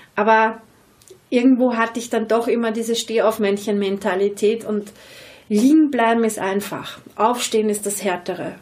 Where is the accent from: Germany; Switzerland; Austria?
Austria; Vienna; accent: Viennese; ich rede sehr wienerisch